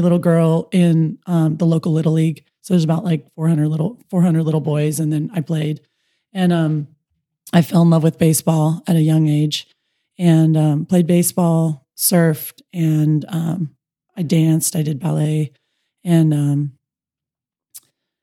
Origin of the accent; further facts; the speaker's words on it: United States; also born or lived in Kauai, Hawaii / Dana Point, California; I grew up in on Kauai and in Dana Point, California